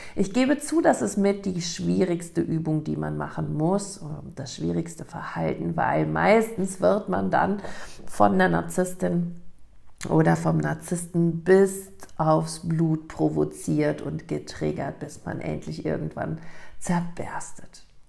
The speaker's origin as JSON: {"language": "German", "country": "Germany", "tie": "born or raised there", "said": "in Lech, in meiner Heimatstadt"}